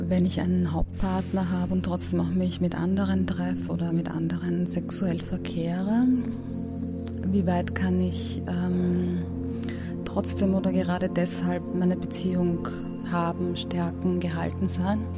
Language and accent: German; Vienna, Austria; ich komme aus Wien, ich bin Sexualcoach